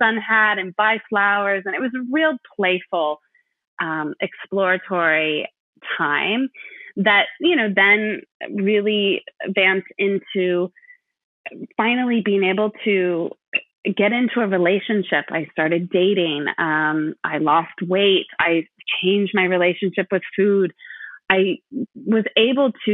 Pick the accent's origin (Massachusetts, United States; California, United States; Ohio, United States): California, United States; moved away as an adult; also born or lived in Madison, Wisconsin; I grew up in California